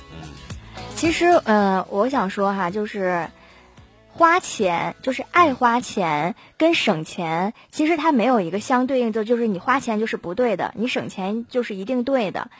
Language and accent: Chinese; China; 我觉得作为中国人